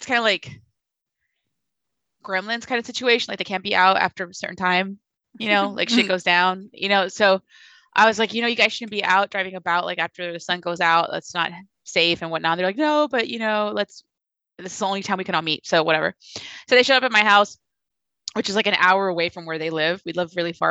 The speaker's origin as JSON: {"language": "English", "country": "Mexico", "moved": "yes", "said": "I'm from Mexico, too"}